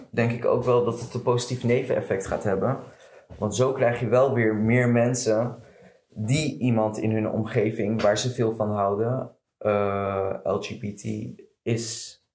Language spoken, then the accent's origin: Dutch; Morocco; Maar ja, voor mij persoonlijk, als Marokkaan zijnde. En Marokko is natuurlijk een islamitisch land.